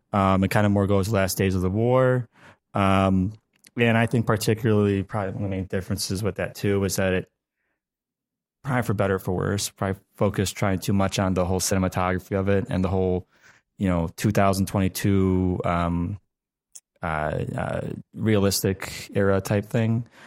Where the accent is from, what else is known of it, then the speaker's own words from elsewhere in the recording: United States; as an American